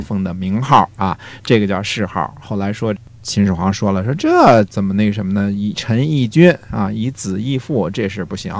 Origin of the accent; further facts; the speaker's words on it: China; 我们中国人最容易的就是你说你的，我说我的